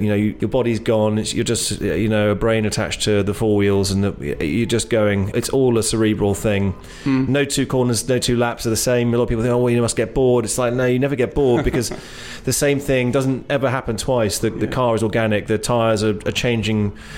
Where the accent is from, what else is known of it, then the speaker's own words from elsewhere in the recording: England, United Kingdom; moved away; also born or lived in Ojai, California; I was born in England, went back there when I was 10